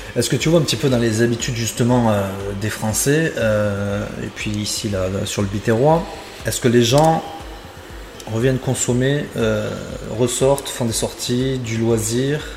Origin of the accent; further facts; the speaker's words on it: Béziers, Occitania, France; je suis biterrois